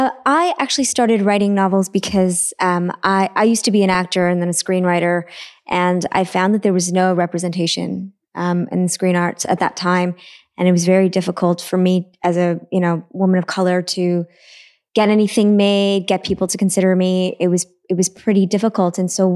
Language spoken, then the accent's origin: English; Toronto, Ontario, Canada; a brown woman growing up in Scarborough